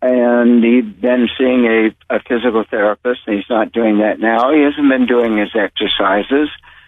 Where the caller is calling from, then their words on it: Pacific Grove, California, United States; This is … from Pacific Grove